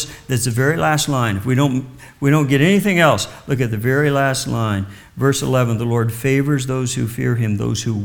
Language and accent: English; Kansas, United States; moved away; I was raised in the Midwest in Kansas